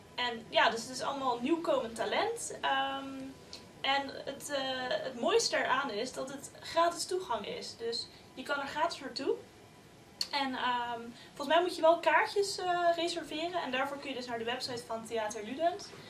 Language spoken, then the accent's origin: Dutch; Leiden, South Holland, Netherlands; ik kom zelf uit Leiden